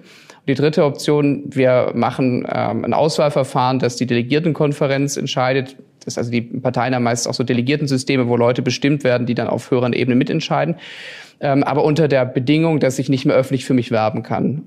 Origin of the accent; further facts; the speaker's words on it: Stuttgart, Baden-Württemberg, Germany; also born or lived in Tengen; ich komme aus Stuttgart, ich bin am Krärwald geboren, aufgewachsen, habe die gesamte Schulzeit hier verbracht